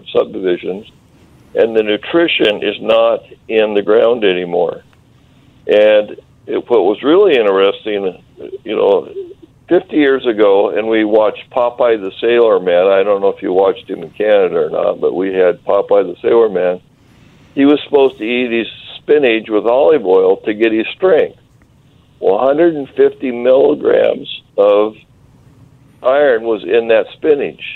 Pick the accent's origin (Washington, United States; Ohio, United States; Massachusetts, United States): Washington, United States; Eastern; I'm from Eastern Washington, and my family had orchards up at Oroville, south of Penticton